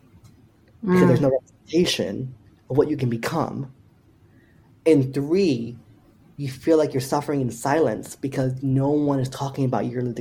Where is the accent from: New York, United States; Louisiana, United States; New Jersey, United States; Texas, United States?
New Jersey, United States; Paterson; the city of Paterson, where I grew up in New Jersey